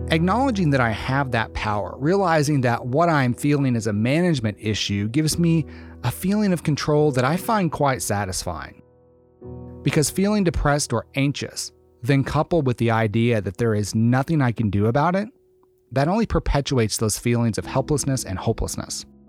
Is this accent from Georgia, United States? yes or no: no; Arkansas, United States; moved away as an adult; also born or lived in Austin, Texas; I grew up in the South, in Arkansas. I moved to Austin, Texas for graduate school